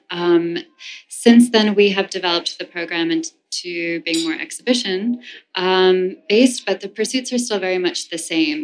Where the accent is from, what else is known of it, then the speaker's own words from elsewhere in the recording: New York City, New York, United States; also born or lived in Amsterdam; I grew up in the New York City performing art world